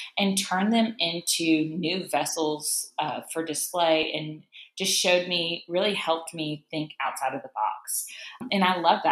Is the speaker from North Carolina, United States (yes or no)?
yes; Charlotte, North Carolina, United States; Both of my parents are actually born and raised in New Orleans, but I grew up in Charlotte, North Carolina.